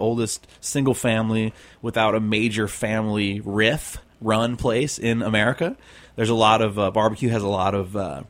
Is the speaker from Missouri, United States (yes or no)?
yes; St. Louis, Missouri, United States; it's a mix of where I grew up in St. Louis doing ribs and working on that pig farm